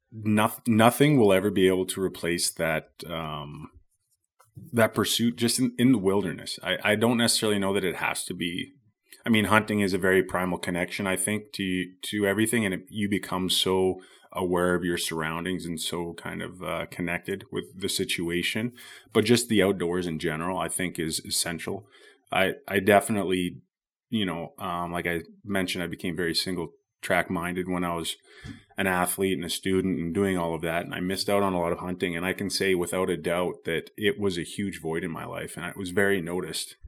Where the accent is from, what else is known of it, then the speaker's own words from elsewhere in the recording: Squamish, British Columbia, Canada; I grew up here in Bracondale or Squamish, B C